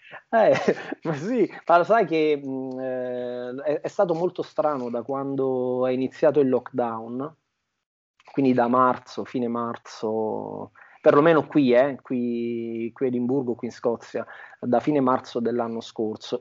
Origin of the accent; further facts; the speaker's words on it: Montecalvo Irpino, Campania, Italy; moved away as an adult; now in Scotland; Io sono campano eh, di un piccolo paesino che si chiama Monte Calvo Irpino, piccolissimo, di 3.000 abitanti, in provincia di Avellino, in Campania